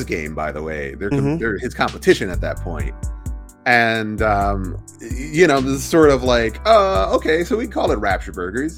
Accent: Oklahoma, United States; moved away as an adult; now in Los Angeles, United States; I grew up in Oklahoma, which is part of the Bible Belt

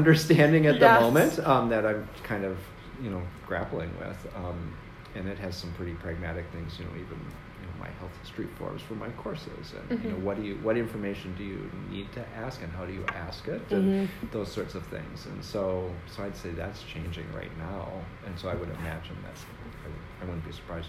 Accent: Athens, Ohio, United States; born there; I was born in Athens. I think I told you that, didn't I? Mm-hmm. Yeah. So I was born there, but I really, you know, I was like two when we moved

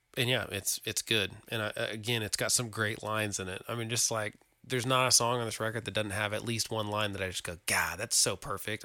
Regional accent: Oklahoma, United States; we're from Oklahoma

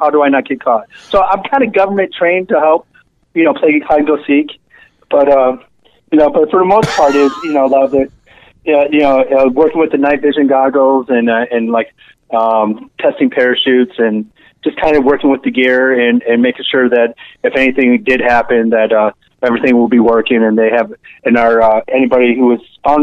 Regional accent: Detroit, Michigan, United States; moved away as an adult; also born or lived in Seattle / Tacoma; I'm originally from Detroit area, so I moved back to Detroit

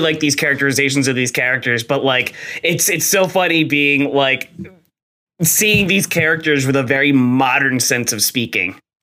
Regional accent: New Jersey, United States; I am also from New Jersey. I am from South oh, Jersey.

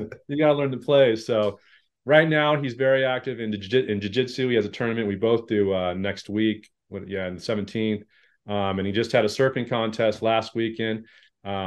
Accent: La Verne, California, United States; I grew up in Laverne, nice suburban little area outside

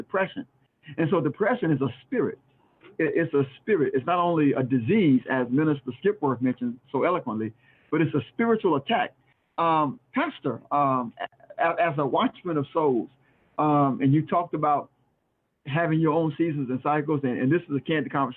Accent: South Florida, United States; now in York, United States; I'm from South Florida

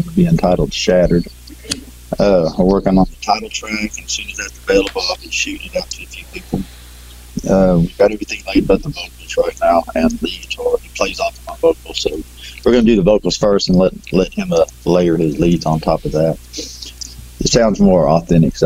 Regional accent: Belmont, Texas, United States; We're from Texas, Belmont, Texas

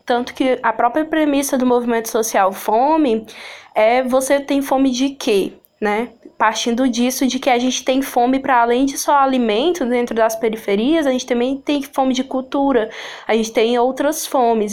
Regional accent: Sobral, Ceará, Brazil; eu ser do interior do estado do Ceará, né, da cidade de Sobral, eu que nasci aqui em Sobral

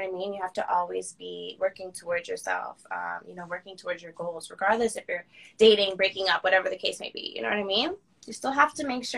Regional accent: Toronto, Ontario, Canada; I'm born in Toronto. I grew up in Toronto, like Peel region, then I moved to Toronto.

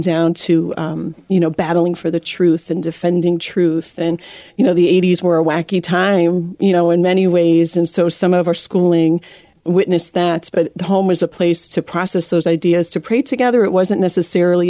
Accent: Erie, Pennsylvania, United States; now in Toledo, United States; I'm actually from Erie, Pennsylvania, and grew up in a family of 12

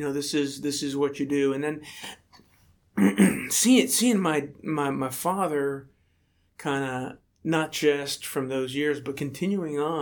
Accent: State College, Pennsylvania, United States; when I was about 12 years old in State College, Pennsylvania, my hometown

